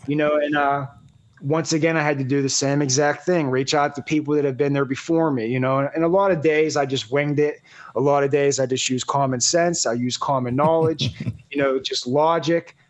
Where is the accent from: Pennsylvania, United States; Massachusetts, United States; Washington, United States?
Pennsylvania, United States; Pittsburgh; I'm from Pittsburgh, Pennsylvania.